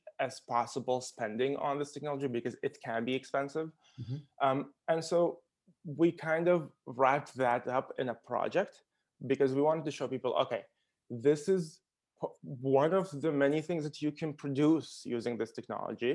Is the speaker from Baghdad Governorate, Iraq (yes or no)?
yes; Baghdad, Baghdad Governorate, Iraq; moved away; also born or lived in Qatar; Originally, I'm from Iraq. I was born in Baghdad